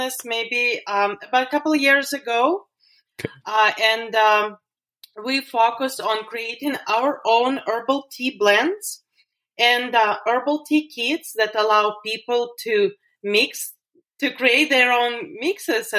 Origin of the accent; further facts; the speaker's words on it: Russia; moved away as an adult; also born or lived in London, United Kingdom; now in Las Vegas, United States; So originally I'm from Russia. And I was growing up there in the countryside with my grandma.